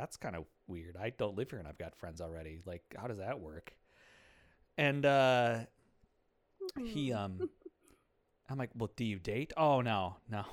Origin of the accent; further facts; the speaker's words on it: a small town in west central Minnesota, United States; now in Twin Cities, United States; I come from a small town, in west central Minnesota